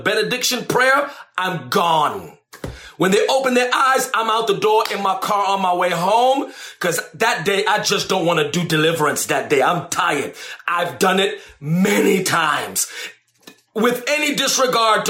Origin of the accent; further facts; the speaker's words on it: New York City, New York, United States; I'm from the Bronx